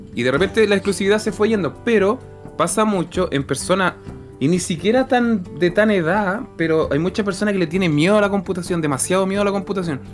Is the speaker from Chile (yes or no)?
yes; Chile; uno como eh, chileno promedio